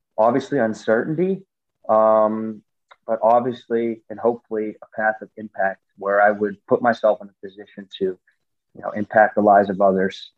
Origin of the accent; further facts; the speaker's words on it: United States; moved away as an adult; I came from the States and, you know, American football, as an American football player, as an American in Europe